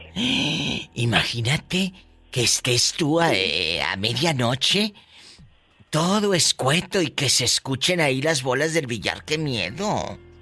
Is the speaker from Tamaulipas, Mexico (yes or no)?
yes; Matamoros, Tamaulipas, Mexico; moved away; yo soy de Matamoros